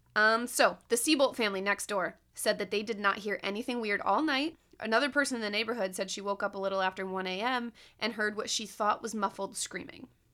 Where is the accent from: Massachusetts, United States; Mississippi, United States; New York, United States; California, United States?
New York, United States; Binghamton; moved away; from here to, to Binghamton, like, to my hometown